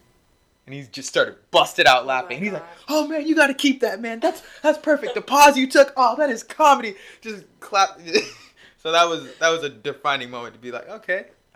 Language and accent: English; California, United States; now in Los Angeles, United States; Granted, I'm from the Bay Area, so I've been down here a couple times, so I am familiar with it.